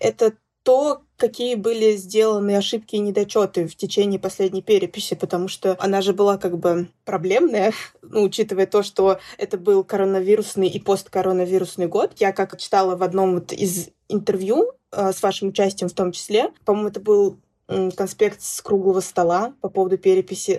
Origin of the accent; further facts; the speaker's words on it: Zainsk, Tatarstan, Russia; moved away as an adult; я родилась в Заинске, выросла в Заинске, уехала в другой город поступать, учиться и, собственно, осталась там жить